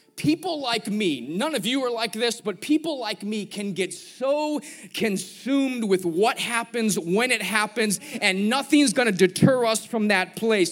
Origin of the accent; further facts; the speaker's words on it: Chicago, Illinois, United States; I'm from Chicago